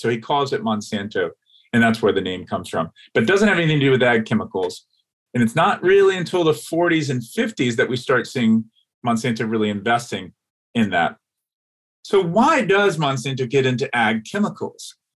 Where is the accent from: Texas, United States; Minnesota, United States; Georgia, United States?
Georgia, United States; Atlanta; moved away; I grew up in Atlanta, Georgia, in the South, the American South